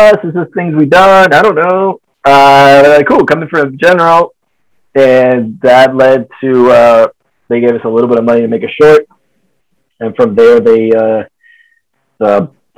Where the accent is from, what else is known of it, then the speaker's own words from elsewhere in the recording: Dominican Republic; moved away as an adult; also born or lived in Los Angeles; I'm from the Dominican Republic